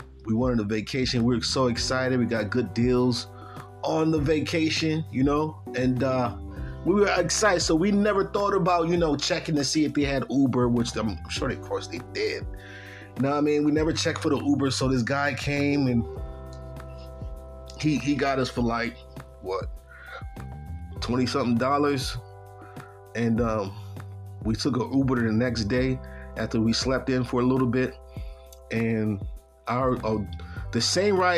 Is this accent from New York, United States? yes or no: yes; Buffalo, New York, United States; I'm coming from the East Coast, Buffalo, New York, upstate New York. And I'm not used to that type of weather